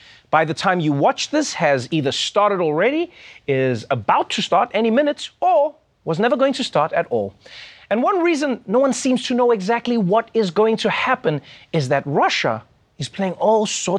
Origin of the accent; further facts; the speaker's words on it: South Africa; now in New York, United States; which is a thing I didn't know when I came from South Africa. In South Africa, we're ready for anything all the time.